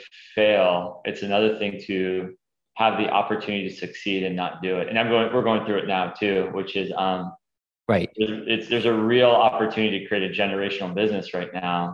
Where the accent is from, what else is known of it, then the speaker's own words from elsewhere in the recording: Los Angeles, California, United States; moved away as an adult; also born or lived in Boston / Manhattan / Philadelphia; I was born in Los Angeles, the suburbs. So I grew up there, pretty typical LA suburb upbringing